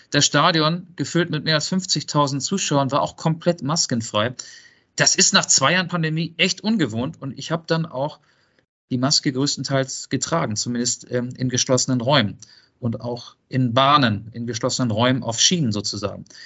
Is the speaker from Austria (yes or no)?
no; Netherlands; German is a second language; Ich komme aus Holland.